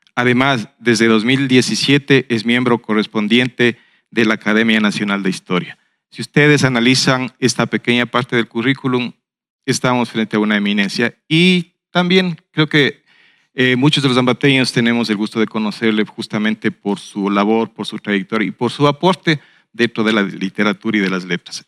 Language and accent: Spanish; Ambato, Tungurahua, Ecuador; nos hace sentir orgullosos como ambateños